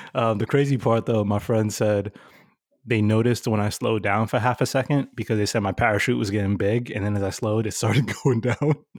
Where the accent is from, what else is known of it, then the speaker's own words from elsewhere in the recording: New York City, New York, United States; Growing up in New York City